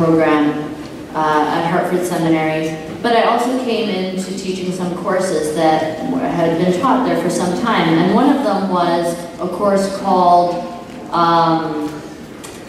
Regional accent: Canada; return back to Canada, my home country

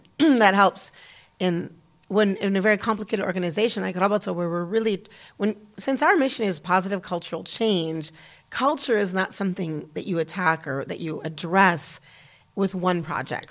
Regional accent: United States; moved away as an adult; also born or lived in Damascus, Syria / Kuwait; as an American woman

